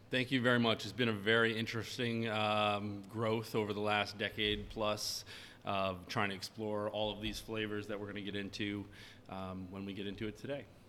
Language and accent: English; Maine, United States; I'm from Maine